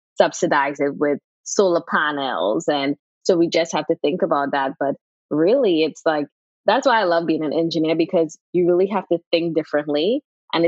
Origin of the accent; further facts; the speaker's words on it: Trinidad & Tobago; I am from Trinidad and Tobago